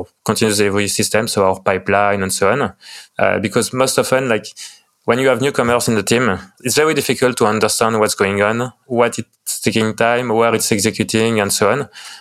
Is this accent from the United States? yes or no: no; France; accent: French; English is a second language; I'm from France, as you can tell from my lovely French accent.